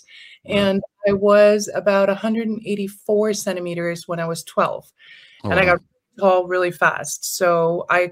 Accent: Iceland; accent: slight Americanized accent; we have it really, really good here in Iceland

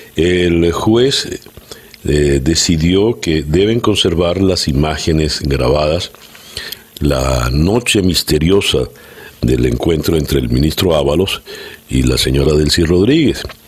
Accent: Venezuela; como venezolano

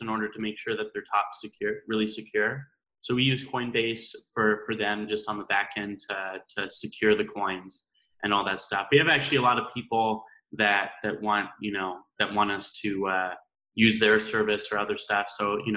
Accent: Idaho, United States; I grew up in Idaho, right? That's where I went to school

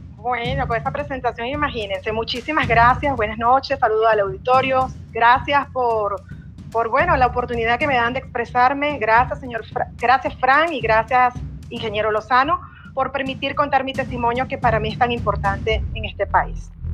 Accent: Venezuela; moved away as an adult; now in Villahermosa, Mexico; yo como venezolana de origen, que emigré a este país, huyendo de la crisis fuerte

